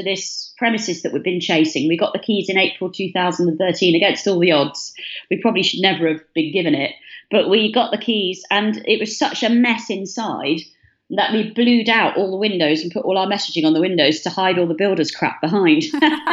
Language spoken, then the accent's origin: English; Bath, South West England, United Kingdom; moved away as an adult; now in Brighton, United Kingdom; we grew up in Bath